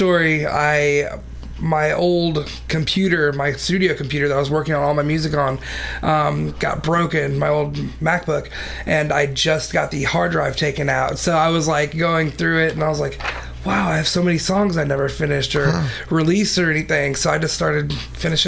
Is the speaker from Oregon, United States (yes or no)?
no; Columbia, Missouri, United States; I'm from here, born and raised in Columbia